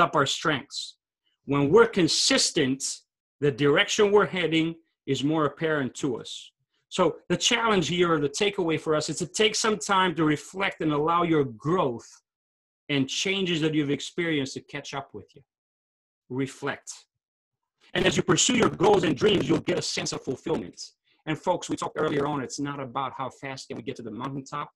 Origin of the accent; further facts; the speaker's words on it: Albania; moved away; I'm from Albania originally